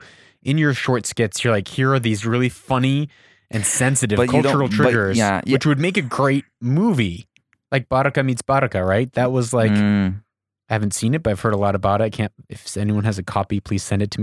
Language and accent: English; Idaho, United States; Someone has a bigger name. I don't have influence. I'm just from Idaho.